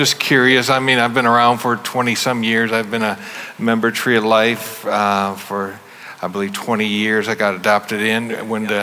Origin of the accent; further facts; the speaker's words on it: Michigan, United States; moved away; I'm originally from Michigan.